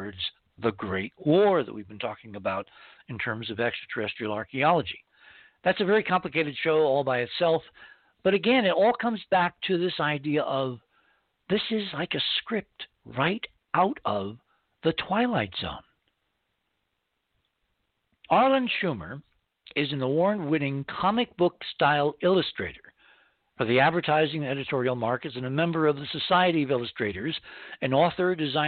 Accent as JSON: {"language": "English", "town": "Fair Lawn", "region": "New Jersey", "country": "United States", "tie": "born or raised there", "said": "I grew up in Fairlawn, New Jersey, a great place in the early mid-60s with equal parts bucolic American suburbia and small-town Rockwellian pop culture ambiance."}